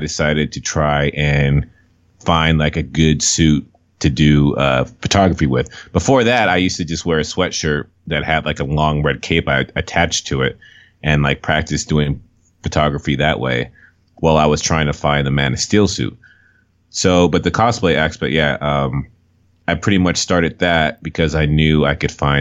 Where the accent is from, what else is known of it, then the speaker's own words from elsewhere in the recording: Los Angeles, California, United States; moved away; I grew up in Los Angeles